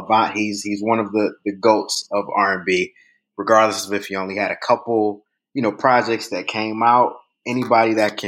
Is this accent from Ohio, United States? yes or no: yes; Cleveland, Ohio, United States; Born and raised in Cleveland, Ohio.